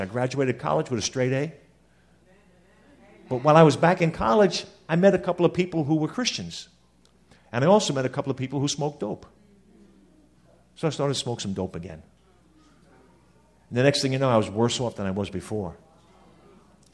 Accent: Long Island, New York, United States; I grew up in Long Island

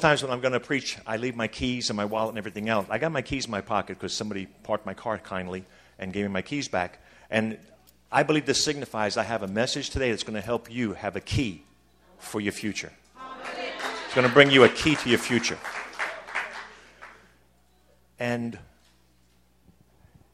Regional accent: Long Island, New York, United States; I grew up in Long Island

